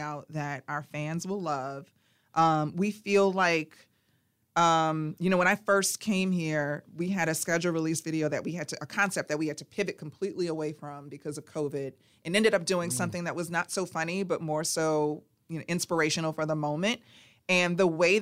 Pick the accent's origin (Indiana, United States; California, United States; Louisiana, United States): Louisiana, United States; New Orleans; I'm from New Orleans.